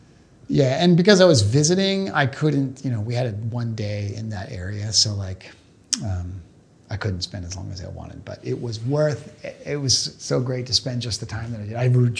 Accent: Portland, Oregon, United States; I grew up in Portland, Oregon. The Goonies were shot in Astoria.

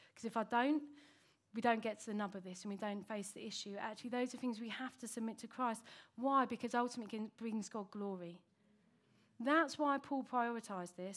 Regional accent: United Kingdom; that's where I was from

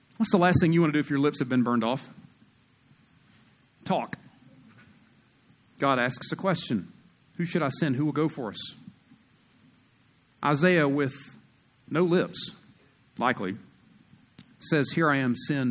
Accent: South Carolina, United States; moved away as an adult; now in Utah, United States; I grew up in South Carolina, we're 49th in education

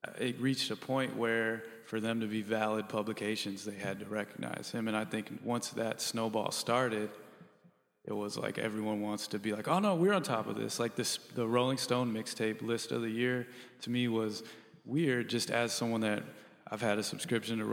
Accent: Chicago, Illinois, United States; I'm from the Hyde Park where Vic is from and Wiley

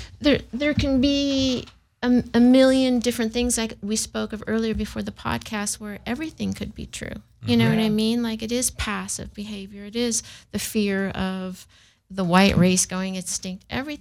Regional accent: Germany; My mother was from Berlin, Germany, and I grew up in Germany.

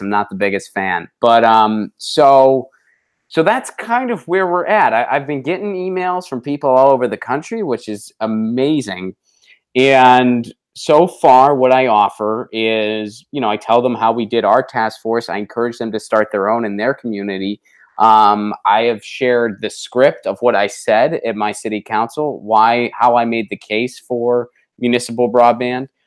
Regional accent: Pittsburgh, Pennsylvania, United States; moved away; my hometown of Pittsburgh, Pennsylvania.

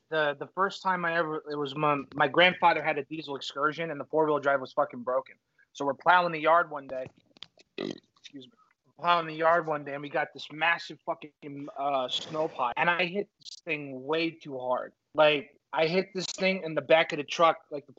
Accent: Clifton, New Jersey, United States; also born or lived in Pompton Lakes, New Jersey; I grew up in Clifton and Pompton Lakes, and it was just not great.

